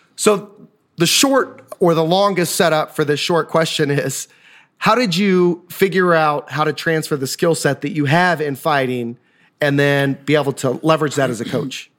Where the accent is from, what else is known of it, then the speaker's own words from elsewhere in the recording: Osawatomie, Kansas, United States; I grew up in Osawatomie, Kansas, home of the state hospital.